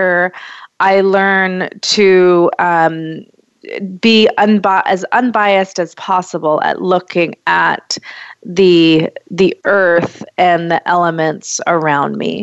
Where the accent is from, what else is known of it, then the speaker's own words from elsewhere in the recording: Western Washington, United States; I grew up in Western Washington